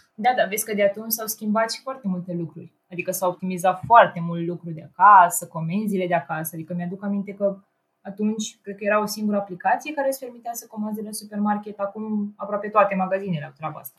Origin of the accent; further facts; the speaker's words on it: Ploiești, Prahova, Romania; moved away as an adult; now in Brașov, Romania; a trebuit să mă întorc acasă, în orașul meu, eu sunt din Ploiești, de fapt